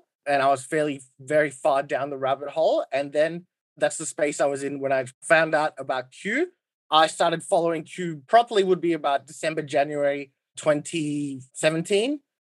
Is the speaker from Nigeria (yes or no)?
no; Australia; I'm Australian.